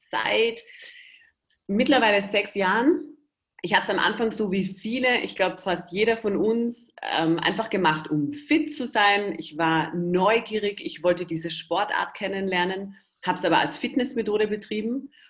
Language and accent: German; Austria; Ich bin ja Österreicher. Äh, Versuche mich aber immer sehr eurer deutschen, schönen Sprache ähm, anzupassen.